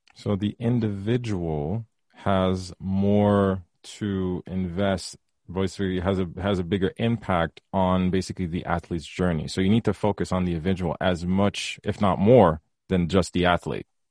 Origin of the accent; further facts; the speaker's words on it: Haiti; now in Canada; I'm from Haiti, and we were raised very traditional